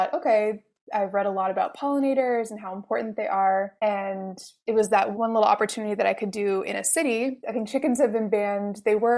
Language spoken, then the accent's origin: English; Montreal, Quebec, Canada; Canada, Montreal. And so really since then, I've lived in a big metropolitan area since I first left my hometown.